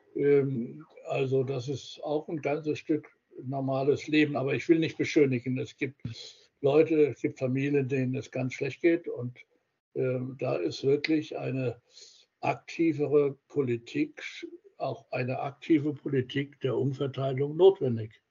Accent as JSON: {"language": "German", "town": "Heidelberg", "region": "Baden-Württemberg", "country": "Germany", "tie": "born or raised there", "said": "in Heidelberg, meiner Heimatstadt"}